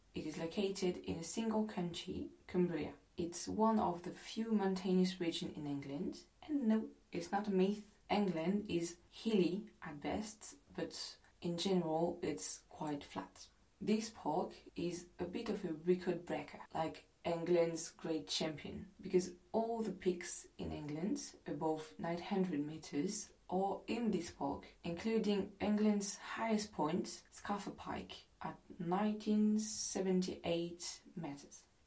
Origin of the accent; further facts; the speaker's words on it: France; English is a second language; I'm not English, I'm French, and my English is far from being perfect